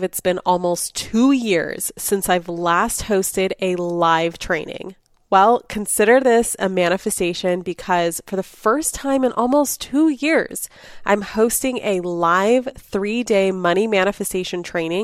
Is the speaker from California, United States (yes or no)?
yes; Los Angeles, California, United States; Growing up in Los Angeles